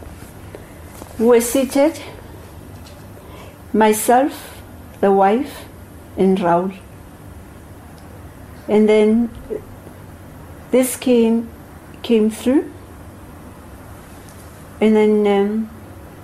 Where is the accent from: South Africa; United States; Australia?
South Africa; Soweto, Gauteng; I grew up in Soweto, I know Soweto